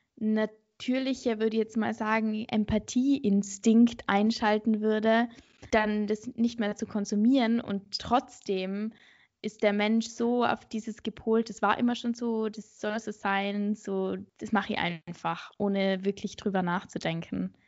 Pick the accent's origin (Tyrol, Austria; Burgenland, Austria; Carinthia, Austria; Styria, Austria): Tyrol, Austria; Innsbruck; now in Vienna, Austria; Ich komme eigentlich aus Innsbruck, also aus Tirol